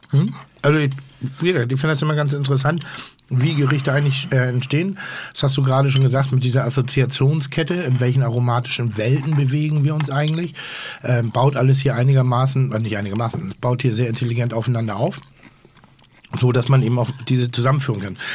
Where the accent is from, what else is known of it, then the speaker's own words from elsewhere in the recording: Northern Germany, Germany; ich bin ja Norddeutscher